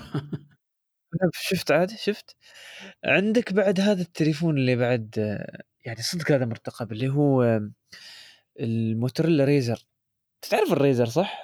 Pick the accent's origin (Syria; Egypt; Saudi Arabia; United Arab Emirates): United Arab Emirates; عندنا في الامارات